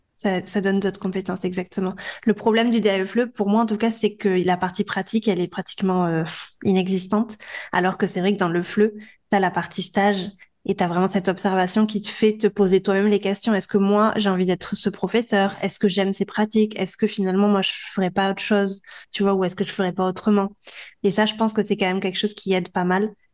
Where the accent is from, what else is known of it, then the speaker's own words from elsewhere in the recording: France; moved away as an adult; now in Barcelona, Spain; on est français